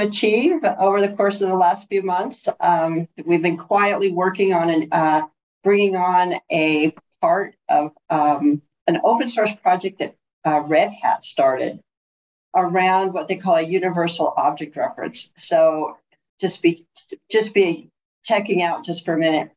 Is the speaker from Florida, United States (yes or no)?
no; Bloomington, California, United States; I was raised in San Bernardino